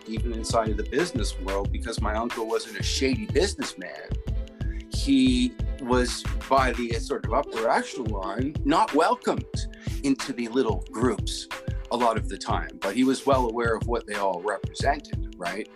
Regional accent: Canada; as a Canadian

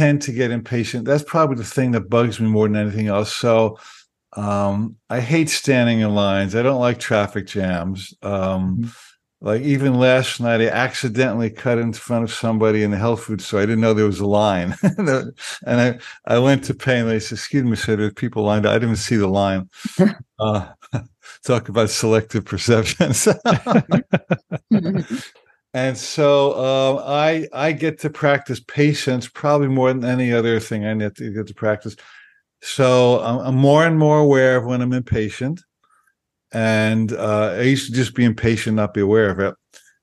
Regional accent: New Jersey, United States; moved away; I grew up in New Jersey

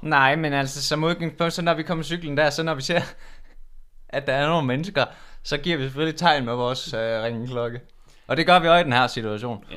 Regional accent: Udbyhøj, Central Denmark Region, Denmark; vi kommer jo fra Udbyhøj

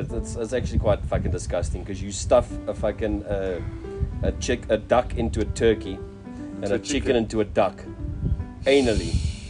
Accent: South Africa

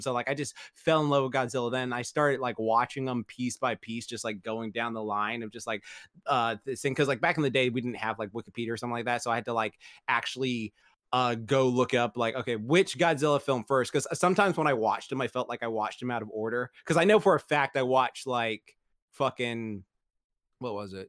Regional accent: England, United Kingdom; moved away; growing up in England

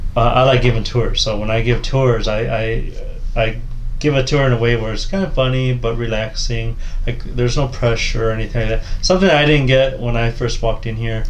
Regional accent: Midwest, United States; I grew up in the Midwest

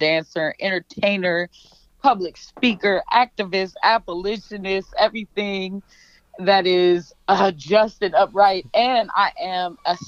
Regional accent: St. Paul, Minnesota, United States; also born or lived in Grand Rapids, Michigan; I was born in Grand Rapids, Michigan, raised in St. Paul, Rondo, Frogtown community

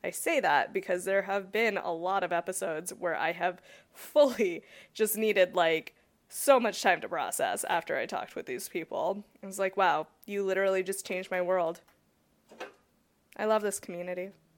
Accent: California, United States; because I'm born and raised in California, and I'm like, okay, I know the West Coast

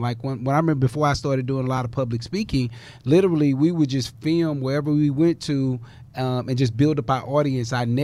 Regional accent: United States; I'm from South Park

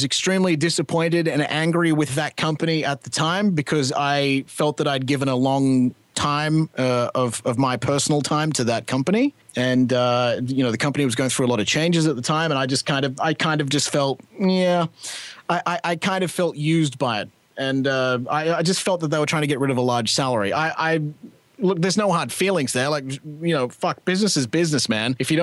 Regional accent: Australia; moved away as an adult; now in Canada; I'm Australian

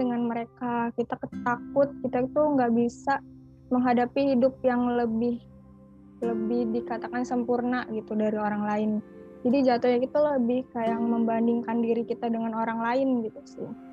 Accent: Bandar Lampung, Lampung, Indonesia; asal aku dari Lampung, tepatnya di kota Bandar Lampung

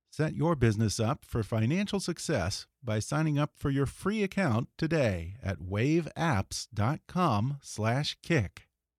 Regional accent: Houston, Texas, United States; I'm from Texas.

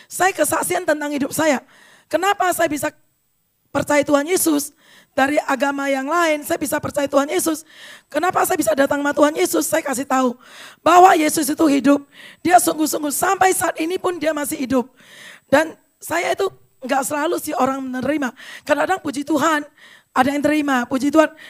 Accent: Medan, North Sumatra, Indonesia; Saya orang Medan. Orang Medan itu biasanya agak keras ya, sombong biasanya ya.

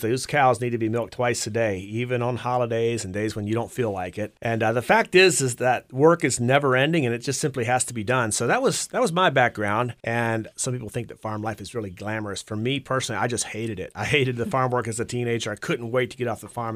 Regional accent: Campbell County, Virginia, United States; also born or lived in Augusta County, Virginia; I was actually born in Augusta County, and when I was five years old, my parents moved moved to Campbell County, about twelve miles south of Rustburg. I'm the oldest of five kids. I grew up on a dairy farm

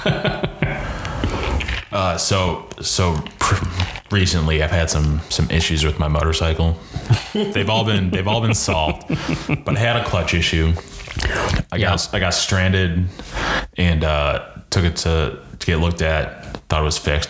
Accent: Jacksonville, Florida, United States; We're from Jacksonville.

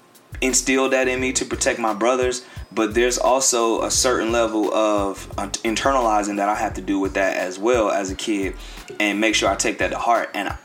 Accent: Lancaster, South Carolina, United States; also born or lived in Jersey City, New Jersey; But for the most part, I'm in the 803. I'm in Lancaster.

